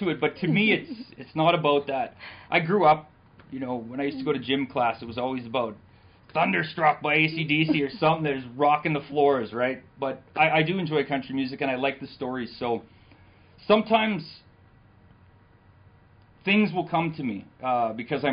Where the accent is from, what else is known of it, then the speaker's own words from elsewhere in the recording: Selkirk, Manitoba, Canada; I was born in Selkirk.